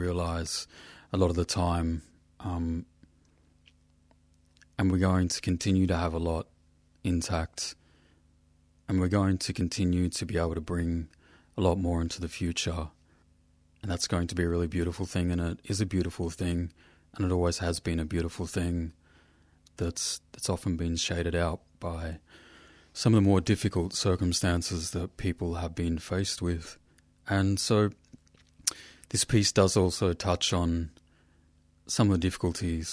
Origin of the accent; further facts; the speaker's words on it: Australia; In Western language, I'm from Yota Yota country